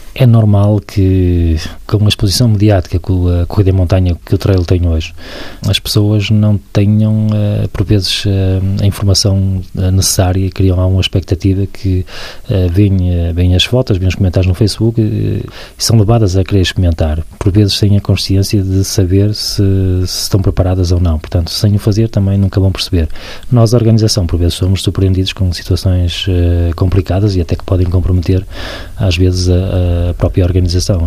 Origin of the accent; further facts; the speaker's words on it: Barcelos, Norte, Portugal; Sou de Barcelos